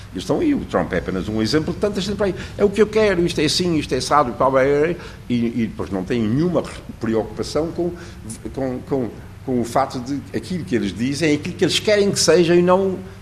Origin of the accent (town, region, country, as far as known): Portugal